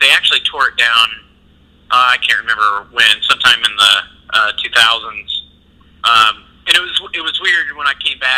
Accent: Evansville, Indiana, United States; also born or lived in Skokie, Illinois / Chicago; I grew up in Evansville. Um, I was actually born in, in Skokie, Illinois, which is real close to Chicago, hmm. but didn't live there. Like uh, not long after I was born, we moved uh, back to Evansville.

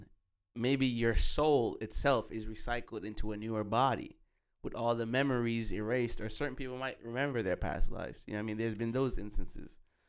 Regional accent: Jamaica; I don't know, man, because we're Jamaican, so, you know, we come different when it comes to food.

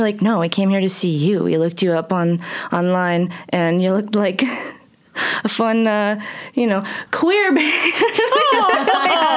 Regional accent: Versailles, United States; My hometown

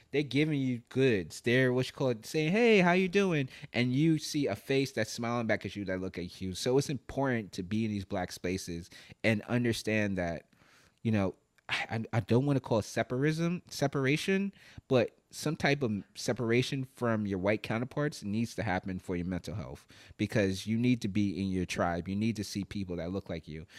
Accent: New York, United States; moved away as an adult; I live in Brooklyn, New York. I grew up in New York

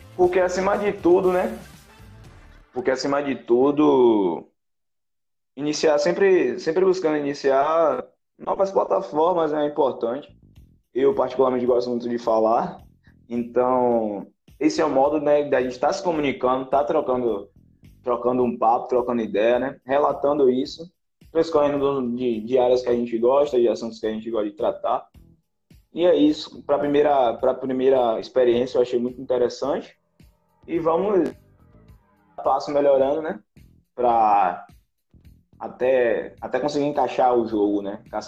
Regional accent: Northeast Brazil, Brazil; a gente nasceu no Brasil, no Nordeste do Brasil

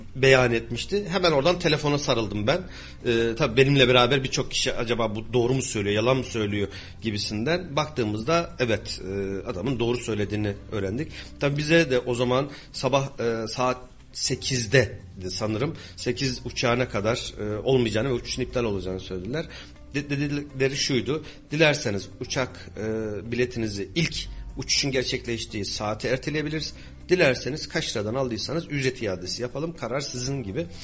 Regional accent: Kayseri, Kayseri Province, Turkey

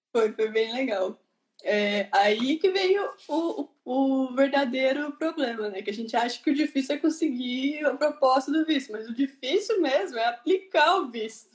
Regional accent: Curitiba, Paraná, Brazil; moved away as an adult; now in Ireland; eu sou de Curitiba, Paraná

